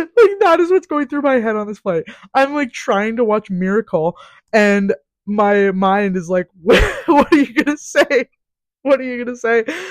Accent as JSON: {"language": "English", "region": "Saskatchewan", "country": "Canada", "moved": "as an adult", "lives_now": "Calgary, Canada", "said": "I'm from Sask"}